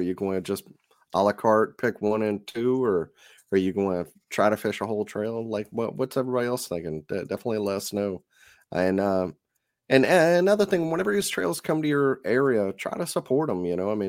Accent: Biloxi, Mississippi, United States; I'm from Biloxi. I got Cajun in my blood.

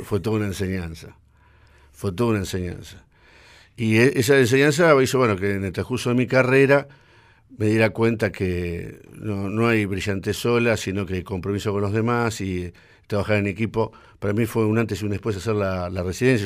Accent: Lomas de Zamora, Buenos Aires Province, Argentina; nací en Loma de Zamora. Ajá. Eh, en 1959, hijo de padres asturianos, o sea, soy primera generación de argentinos

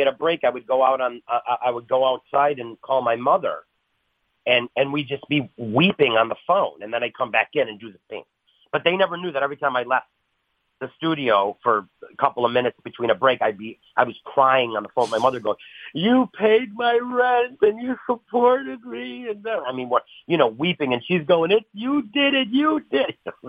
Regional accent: Buffalo, New York, United States; I'm from Buffalo

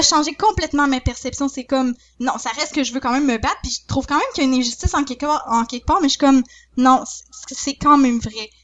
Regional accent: Saint-Georges, Quebec, Canada; je viens de Saint-Georges

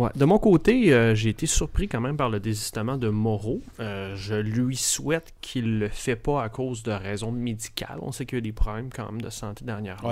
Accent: Quebec City, Quebec, Canada; moved away; Je viens de Québec, mais ça fait longtemps que je suis plus là

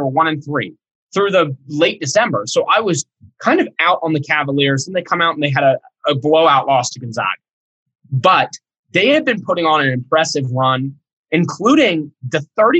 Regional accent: Cincinnati, Ohio, United States; You know, and growing up in Cincinnati, you know, the Bearcats used to be a part of the Big East.

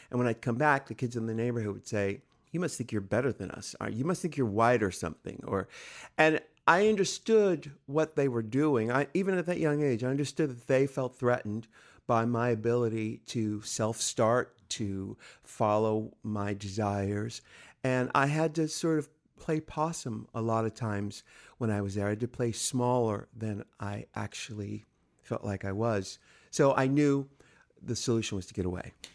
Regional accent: San Diego, California, United States; I'm from San Diego, California

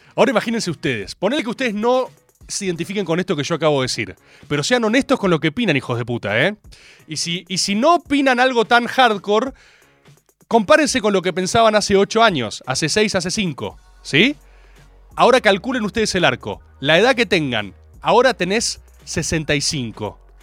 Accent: Argentina; como Argentina

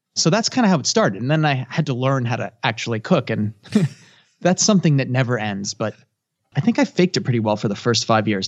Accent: United States; I'm a third generation, so I guess I would say I'm American

